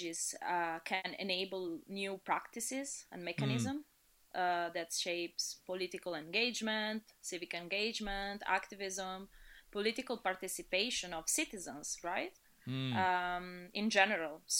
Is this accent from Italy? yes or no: yes; Italy; moved away as an adult; now in Dublin, Ireland; I was born in Italy, but I would say I've been traveling a little bit everywhere in the past 15 years.